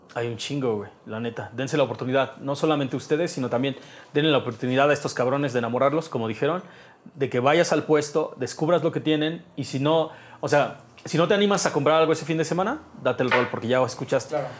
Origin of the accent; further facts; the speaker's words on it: Mexico; como mexicano